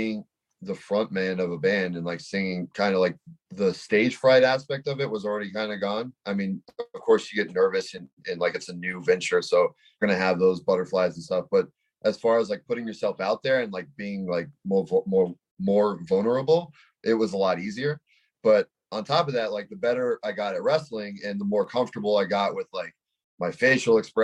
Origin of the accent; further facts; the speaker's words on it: Los Angeles, California, United States; I'm from the Valley